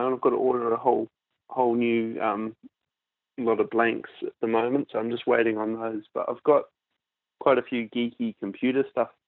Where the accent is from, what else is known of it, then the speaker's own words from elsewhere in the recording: Nelson, New Zealand; moved away as an adult; also born or lived in Christchurch, New Zealand; now in Perth, Australia; I'm from Nelson, which is the top of the South.